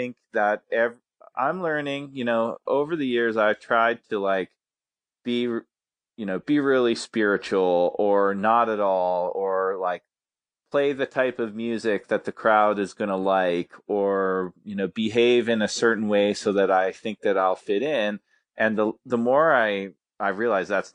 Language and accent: English; Calgary, Alberta, Canada; I grew up in a city called Calgary, but in Canada, here in Alberta